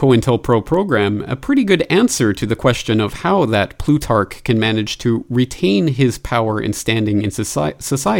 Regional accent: Canada; my home country of Canada

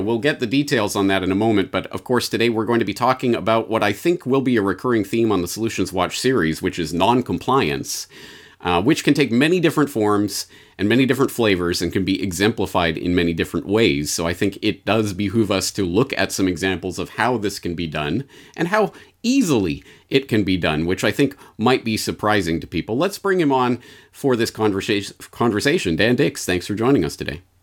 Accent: Canada; moved away as an adult; as a Canadian, I feel like I should be able to understand what's happening here. But not only have I been out of the country for 17 years

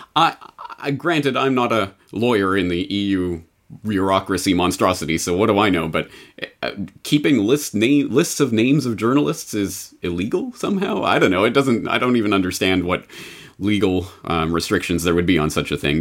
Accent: Canada; I'm Canadian

